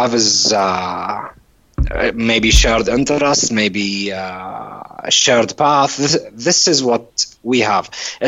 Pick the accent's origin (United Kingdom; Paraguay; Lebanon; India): Lebanon; English is a second language; also born or lived in Saudi Arabia; Actually, I was born in Saudi Arabia, but I came here later on in my late teens. This is when I came here, but this is my motherland, Lebanon.